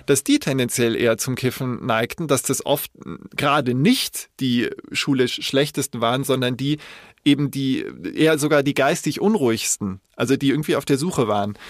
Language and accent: German; Koblenz, Rhineland-Palatinate, Germany; ich bin ja in Koblenz da aufgewachsen